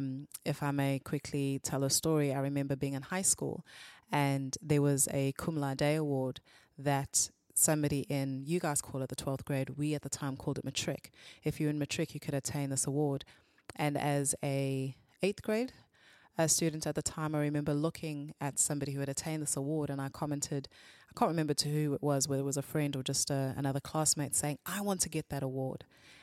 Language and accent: English; South Africa; On the whole, it was great. Yeah. So my parents were part of an international organization called Christ for All Nations when we were young. And so we traveled quite a bit, spent a bit of time not only in South Africa, but also outside of South Africa